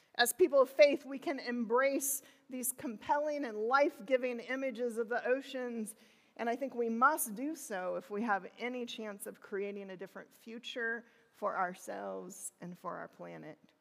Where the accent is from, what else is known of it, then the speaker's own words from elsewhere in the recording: southern Illinois, United States; moved away as an adult; I was born in the Midwest in southern Illinois. There was not an ocean in sight.